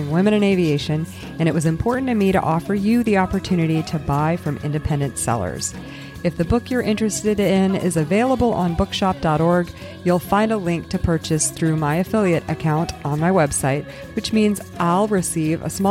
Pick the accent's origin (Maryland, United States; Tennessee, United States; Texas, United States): Texas, United States; Houston; I grew up in Houston, I spent a lot of time at Johnson